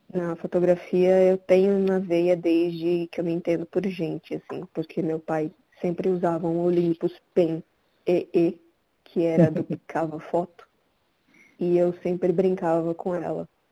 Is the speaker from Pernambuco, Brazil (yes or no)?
yes; Caruaru, Pernambuco, Brazil; now in São Paulo, Brazil; Eu nasci em Pernambuco, Caruaru, e sempre quis sair de lá